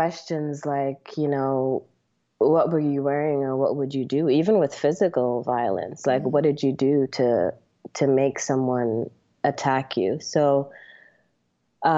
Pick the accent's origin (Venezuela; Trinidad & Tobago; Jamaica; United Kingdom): Trinidad & Tobago; now in United States; Trinidad, like you said, it is home, even though I've spent the last 20 plus years living in America as an American. I've always been very, very close to my roots